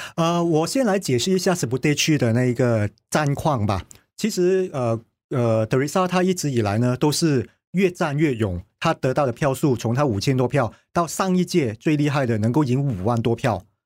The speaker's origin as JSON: {"language": "Chinese", "region": "Kuala Lumpur", "country": "Malaysia", "tie": "born or raised there", "said": "我在紫博街区成长了四十二年，就我从我出生满月的那一刻呢，我就已经搬来紫博街区了"}